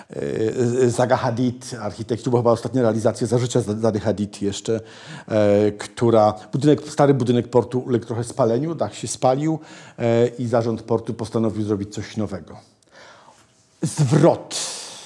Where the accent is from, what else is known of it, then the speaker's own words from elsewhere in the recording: Malbork, Pomeranian Voivodeship, Poland; ja się urodziłem w Malborku